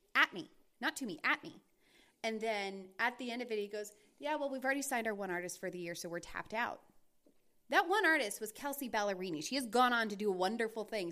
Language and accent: English; North Carolina and Georgia, the South, United States; I am from North Carolina and Georgia, and most of my family, the vast majority of my family is from the South